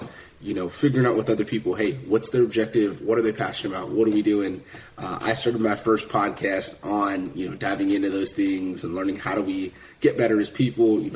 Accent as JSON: {"language": "English", "town": "Fresno", "region": "California", "country": "United States", "tie": "born or raised there", "moved": "as an adult", "said": "I'm from Fresno, California originally, and kind of had a tough upbringing"}